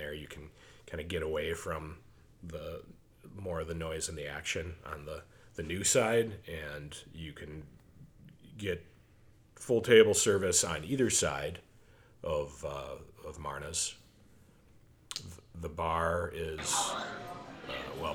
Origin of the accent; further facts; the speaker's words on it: Golden Valley, Minnesota, United States; I grew up in Golden Valley